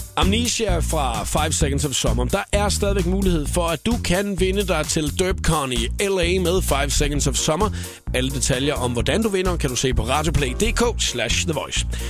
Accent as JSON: {"language": "Danish", "area": "Svendborg and Faaborg area", "region": "Southern Denmark", "country": "Denmark", "said": "nede, hvor jeg kommer fra, i Svendborg og Fåborg-området"}